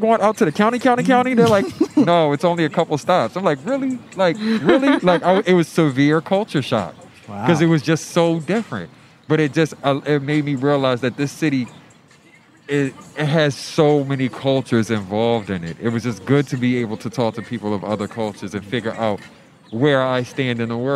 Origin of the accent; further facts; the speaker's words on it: Baltimore, Maryland, United States; moved away as an adult; now in Philadelphia, United States; I grew up in Baltimore, so I was born and raised there for 18 years before I got here